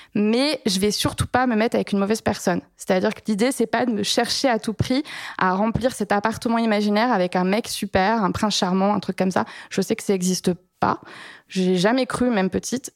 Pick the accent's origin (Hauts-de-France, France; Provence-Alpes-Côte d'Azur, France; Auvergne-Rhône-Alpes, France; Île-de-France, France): Île-de-France, France; Paris; je suis parisienne